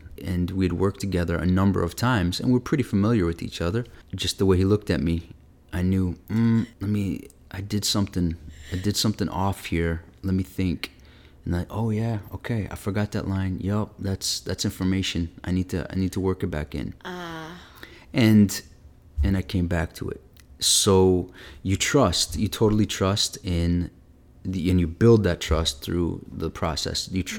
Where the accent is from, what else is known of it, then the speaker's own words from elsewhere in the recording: Midwest, United States; one of the first theaters you hear about growing up in the Midwest, if you're into theater at all.